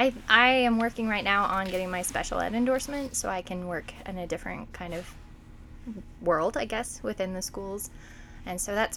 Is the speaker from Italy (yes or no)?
no; Lakeview, Oregon, United States; I grew up in Lakeview, so coming back to Lake County is returning to home for me, and I came to be closer to my family.